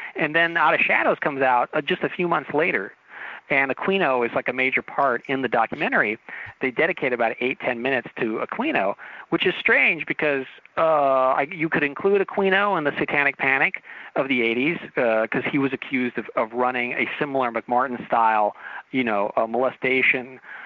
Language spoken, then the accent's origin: English; Torrance, California, United States; I grew up in Torrance